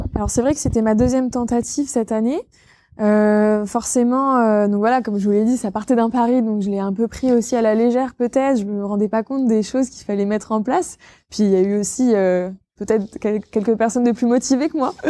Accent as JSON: {"language": "French", "town": "Villedieu-les-Poêles", "region": "Normandy", "country": "France", "tie": "born or raised there", "moved": "as an adult", "lives_now": "Caen, France", "said": "Moi, je suis originaire de Vidieu-les-Poils à la base"}